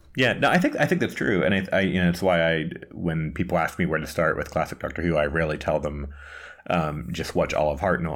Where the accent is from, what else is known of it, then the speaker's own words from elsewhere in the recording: United States; accent: American; moved away as an adult; also born or lived in Washington, D.C.; now in Prague, Czech Republic; I'm an American, as you can tell by the accent, but I moved a few months ago from, uh, Washington, D C to Prague